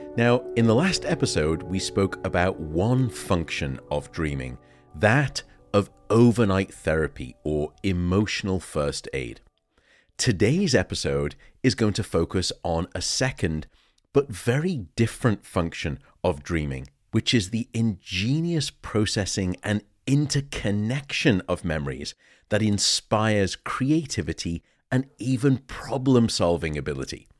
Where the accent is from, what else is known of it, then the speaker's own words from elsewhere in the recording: Liverpool, North West England, United Kingdom; born and raised in Liverpool